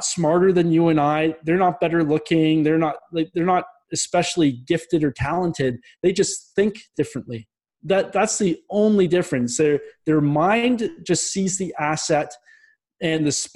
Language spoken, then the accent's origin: English; Ontario, Canada; also born or lived in Minnesota; I'm originally from Ontario in Canada. So I went back home